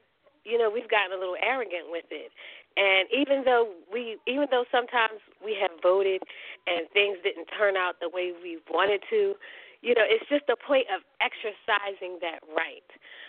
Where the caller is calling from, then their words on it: Philadelphia, Pennsylvania, United States; Hi, this is …. I'm calling from Philadelphia.